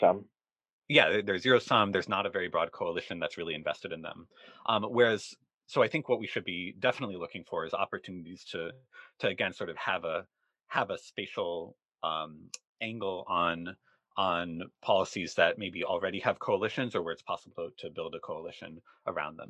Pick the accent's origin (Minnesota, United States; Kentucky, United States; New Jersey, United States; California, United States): Minnesota, United States; Rochester; where I grew up in in Rochester, Minnesota